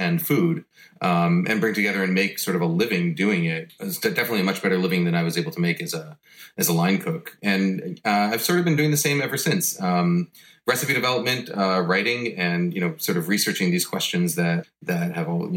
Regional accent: New York, United States; also born or lived in Boston; we moved back to New York, which is where I grew up.

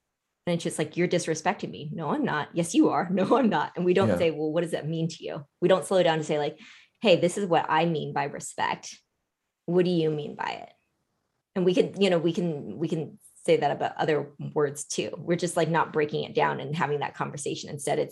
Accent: United States; also born or lived in Vietnam; I grew up here

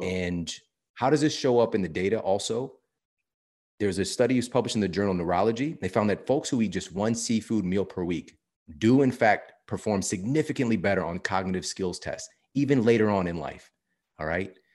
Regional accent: St. Louis, Missouri, United States; I'm from Saint Louis, Missouri

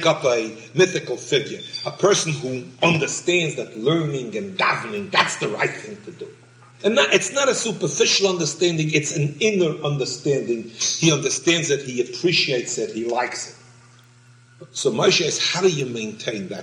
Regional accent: New York City, New York, United States; I was born in Brooklyn

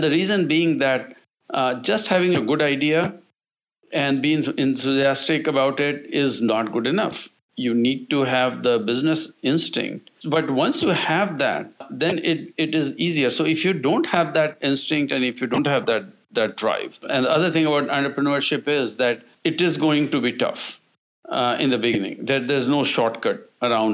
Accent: India; now in United States; I'm originally from India

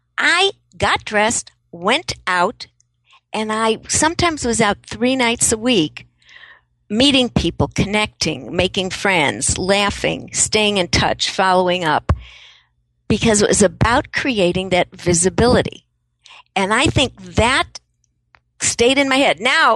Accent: Chicago, Illinois, United States; I grew up in Chicago, so we have a very different concept of the politics of savvy.

